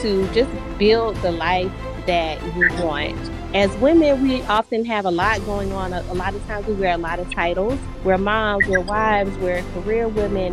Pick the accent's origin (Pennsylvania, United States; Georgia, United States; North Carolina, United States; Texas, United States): Georgia, United States; Savannah; now in Atlanta, United States; I'm from Savannah, Georgia. I currently live in Atlanta, Georgia.